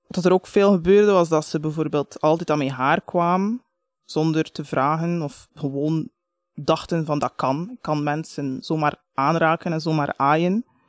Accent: Bruges, Flanders, Belgium; ik ben geboren in Brugge, dat is echt niet zo exotisch

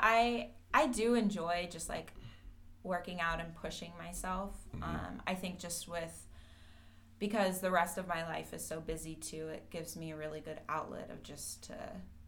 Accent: Austin, Texas, United States; moved away as an adult; now in Cleveland, United States; I am from Austin, Texas

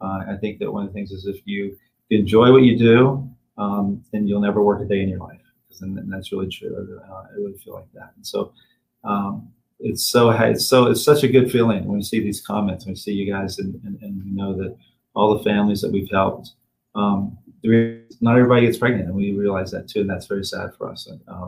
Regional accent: Tennessee, United States; I'm from Tennessee.

